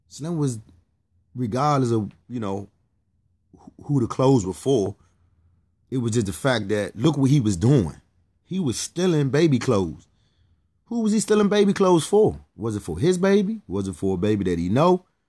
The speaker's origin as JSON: {"language": "English", "region": "Pennsylvania", "country": "United States", "tie": "born or raised there", "said": "I was raised in Pennsylvania."}